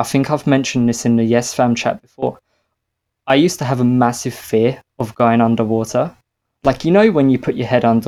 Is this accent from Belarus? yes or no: no; Australia; as any Australian